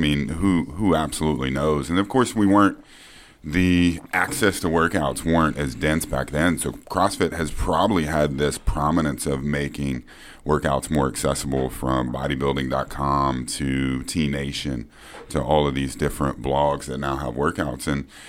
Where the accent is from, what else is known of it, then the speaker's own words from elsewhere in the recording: Fort Worth, Texas, United States; Fort Worth, Texas. Yeah, Fort Worth, Texas. My family still lives in the house that I was born in.